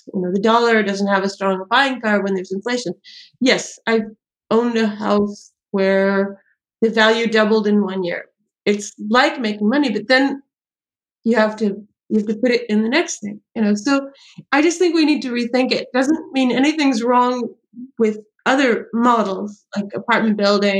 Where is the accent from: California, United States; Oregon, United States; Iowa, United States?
California, United States; now in New York City, United States; I grew up in California